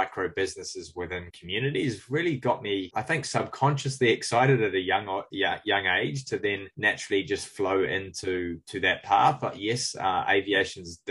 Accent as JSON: {"language": "English", "country": "Cook Islands", "tie": "born or raised there", "moved": "yes", "lives_now": "New Zealand", "said": "growing up in the Cook Islands"}